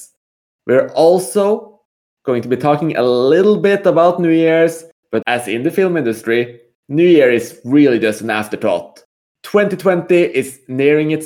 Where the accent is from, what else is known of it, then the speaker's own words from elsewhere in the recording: Norway; moved away as an adult; now in Malta; me specifically as the resident Norwegian